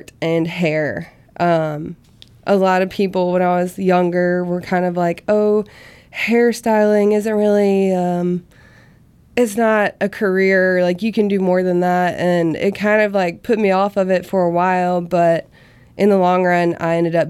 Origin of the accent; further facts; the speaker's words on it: Vicksburg, Mississippi, United States; now in Hattiesburg, United States; my hometown, which is Vicksburg